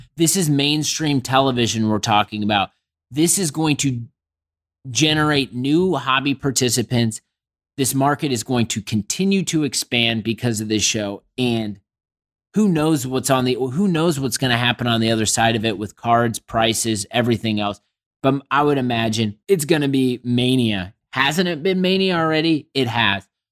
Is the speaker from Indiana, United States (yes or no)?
yes; Indianapolis, Indiana, United States; my hometown